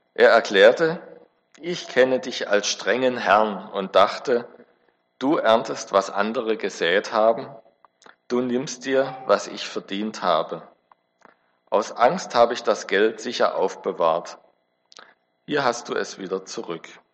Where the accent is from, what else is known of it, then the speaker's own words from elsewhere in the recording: Backnang, Baden-Württemberg, Germany; ich bin in der Baptistengemeinde in Backnang groß geworden